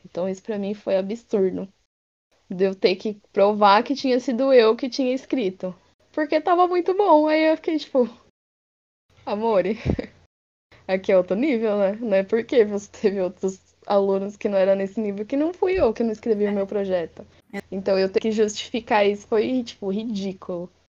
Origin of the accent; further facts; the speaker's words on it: Brazil; sendo brasileiro